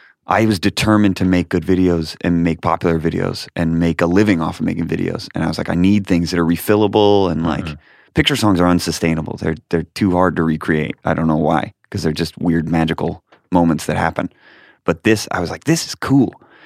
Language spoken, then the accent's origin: English; Rochester, New York, United States; born there; I was born in Rochester, New York.